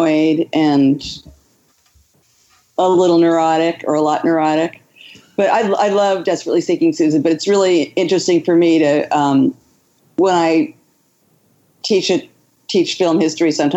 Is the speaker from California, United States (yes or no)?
yes; Southern California, United States; also born or lived in New York; now in Philadelphia, United States; I grew up in Southern California